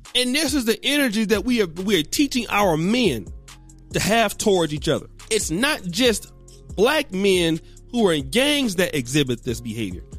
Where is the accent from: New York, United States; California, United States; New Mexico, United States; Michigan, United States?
California, United States; Sacramento; even coming up in Sacramento, I was from Del Paso Heights